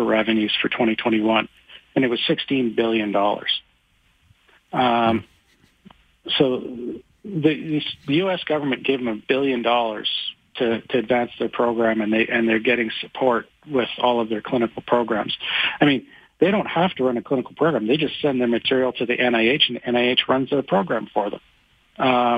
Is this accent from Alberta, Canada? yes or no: yes; Calgary, Alberta, Canada; I was born in Calgary. I lived here my whole life